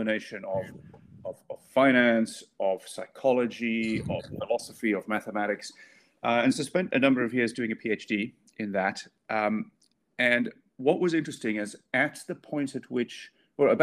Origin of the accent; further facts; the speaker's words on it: South Africa; now in United Kingdom; I'm not from the UK originally. I grew up in South Africa